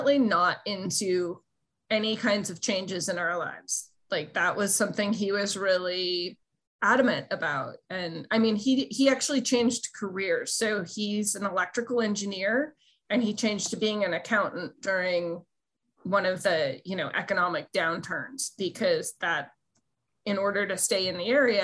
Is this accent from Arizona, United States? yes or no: no; California, United States; as a Californian